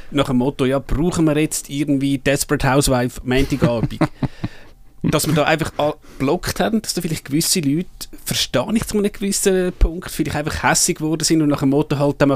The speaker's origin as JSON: {"language": "German", "region": "Zurich", "country": "Switzerland", "said": "Also ich glaube, wir als Zürcher haben da vielleicht gut lachen."}